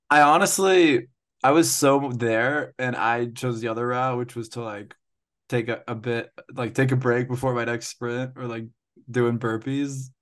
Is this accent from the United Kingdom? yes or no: no; United States; as an American